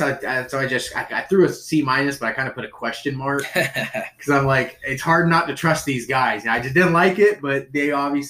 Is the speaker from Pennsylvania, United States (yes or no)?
no; Michigan, United States; from Michigan.